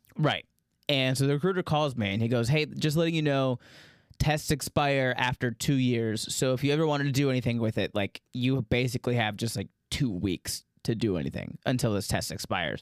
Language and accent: English; Daytona Beach, Florida, United States; growing up in Daytona Beach, Florida